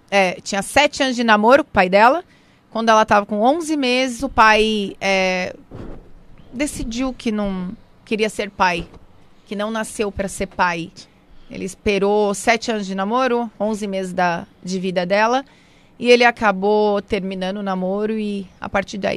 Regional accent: São José dos Campos, São Paulo, Brazil; eu nasci em São Paulo, porém quando minha mãe teve alta eu já fui embora para São José dos Campos, é onde eu vivo hoje

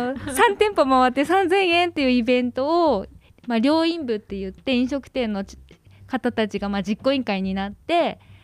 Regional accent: Tokyo, Japan; 東京北区神谷です。

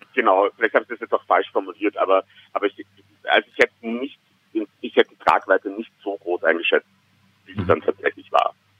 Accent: Vienna, Austria; ich bin tatsächlich gebürtiger Wiener

